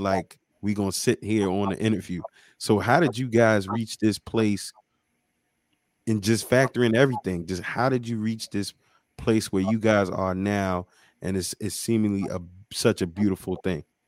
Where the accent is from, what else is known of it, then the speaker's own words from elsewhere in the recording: New York, United States; now in Baltimore, United States; me being from New York as well